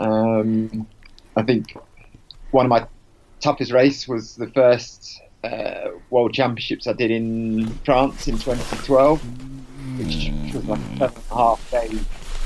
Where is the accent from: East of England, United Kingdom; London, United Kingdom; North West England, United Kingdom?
East of England, United Kingdom; Hertfordshire; moved away as an adult; now in Cumbria, United Kingdom; I'm originally from Hertfordshire